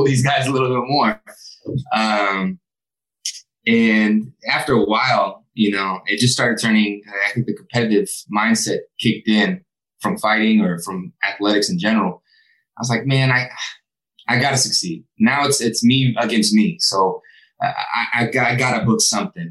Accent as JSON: {"language": "English", "town": "Sacramento", "region": "California", "country": "United States", "tie": "born or raised there", "said": "I was a kid from Sacramento that didn't even think acting was a possibility"}